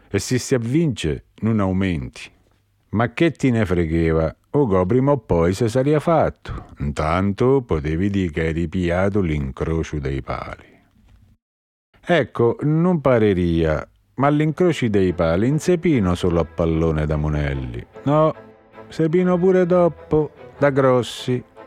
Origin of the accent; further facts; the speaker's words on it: Grottaferrata, Lazio, Italy; io so De Valle Violata